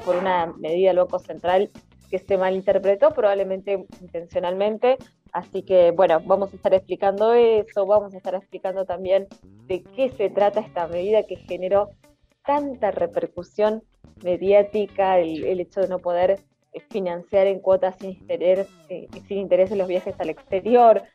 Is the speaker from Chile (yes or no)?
no; Argentina; como argentinos y argentinas